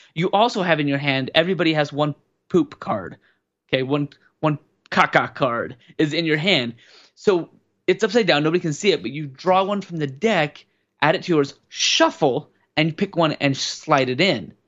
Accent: Wyoming, United States; I grew up in Wyoming

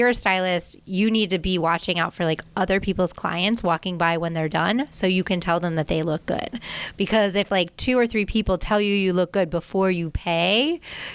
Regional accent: Annapolis, Maryland, United States; I grew up in Annapolis, Maryland

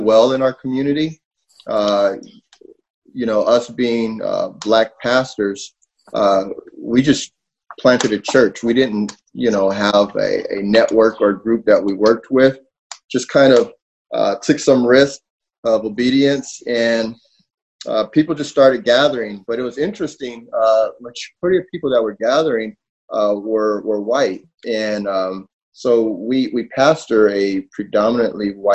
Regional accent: Southern California, United States; moved away as an adult; now in Wooster, United States; I was born and raised in Southern California.

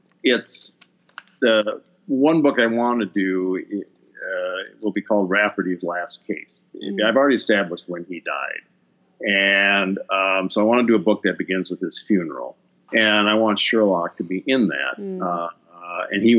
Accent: Minneapolis, Minnesota, United States; now in St. Paul, United States; I grew up in Minneapolis and then made the big move to St. Paul, so all the way across the river

